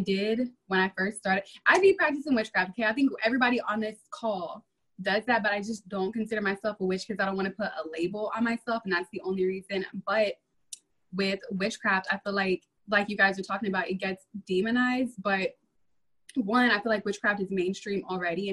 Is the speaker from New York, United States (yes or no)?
no; Arkansas, United States; I'm from Arkansas